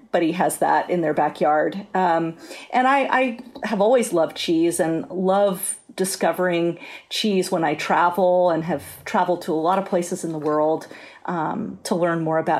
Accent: San Francisco Bay Area, California, United States; I grew up in the San Francisco Bay Area, and I think that was a great advantage to me because it's such an incredible food culture here

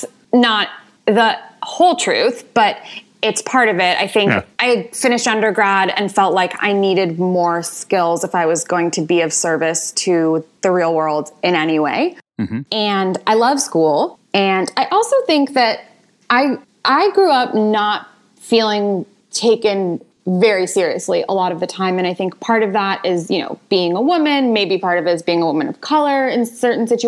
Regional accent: Marin County, California, United States; I grew up in Marin County, California

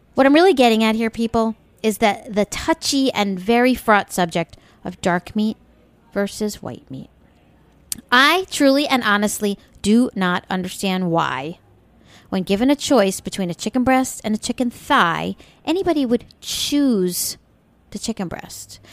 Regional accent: Long Island, New York, United States; when I was a wee girl growing up on Long Island in the seventies

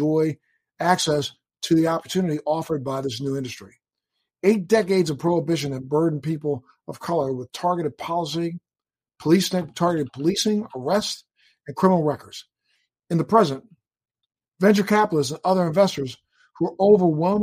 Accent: Baltimore, Maryland, United States; I'm a Baltimore boy

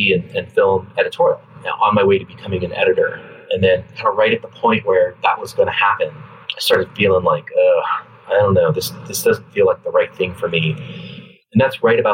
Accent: Colorado, United States; moved away as an adult; now in Los Angeles, United States; I'm originally from the West. I grew up in Colorado

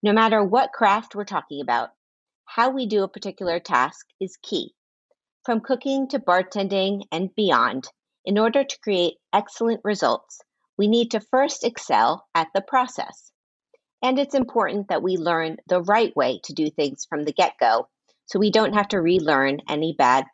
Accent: Miami, Florida, United States; now in New York, United States; I'm from Miami

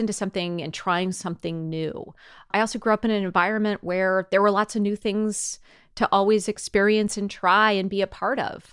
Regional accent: Cupertino, California, United States; I was born in Cupertino in the seventies, grew up in Cupertino in the eighties

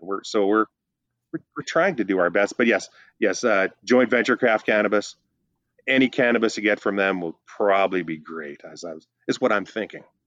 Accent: Northern Ontario, Canada; now in British Columbia, Canada; I'm from Northern Ontario

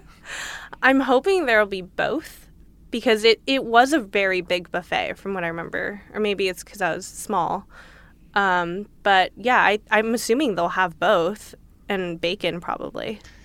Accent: Los Angeles, California, United States; I grew up in L

